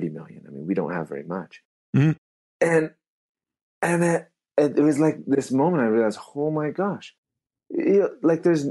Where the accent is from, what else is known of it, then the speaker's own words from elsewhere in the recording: Abbotsford, British Columbia, Canada; I grew up in Abbotsford.